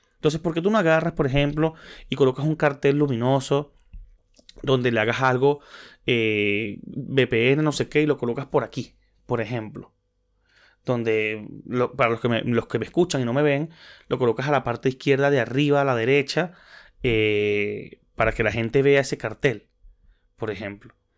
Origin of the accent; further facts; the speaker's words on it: Maracay, Aragua, Venezuela; soy de Maracay